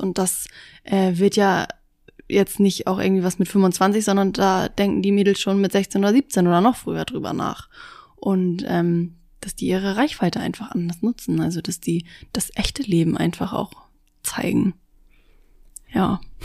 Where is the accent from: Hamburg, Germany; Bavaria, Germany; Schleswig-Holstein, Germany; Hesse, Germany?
Schleswig-Holstein, Germany; Busdorf; ich komme aus Bußdorf, das ist in der Nähe von Schleswig